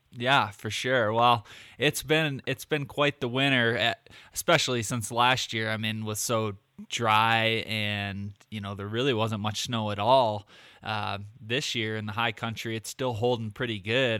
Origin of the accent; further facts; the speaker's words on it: Michigan, United States; moved away; I lived in Michigan. And uh, since I've moved out to the West